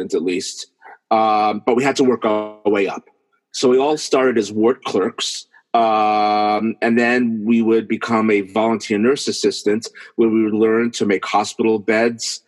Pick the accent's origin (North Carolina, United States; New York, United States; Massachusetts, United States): New York, United States; New York City; I grew up in New York City, specifically in Brooklyn